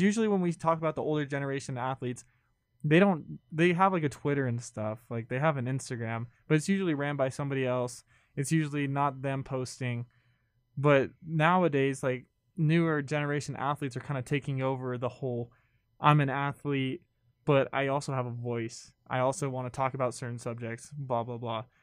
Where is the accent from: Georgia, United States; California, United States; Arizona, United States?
California, United States; I grew up in California